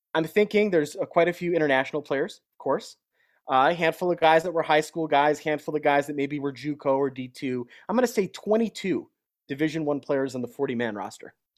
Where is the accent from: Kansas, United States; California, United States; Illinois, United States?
Illinois, United States; Chicago; now in Denver, United States; I'm a Chicagoan at heart still